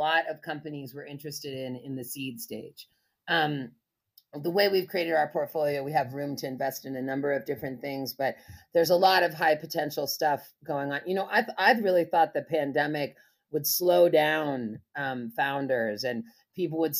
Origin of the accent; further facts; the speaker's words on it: Berkeley, California, United States; I grew up in Berkeley